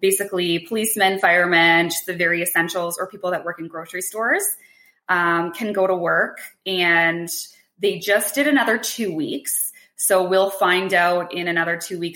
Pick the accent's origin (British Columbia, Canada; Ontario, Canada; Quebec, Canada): Ontario, Canada; Hamilton; I grew up in Hamilton. So I live like right around the corner from my childhood home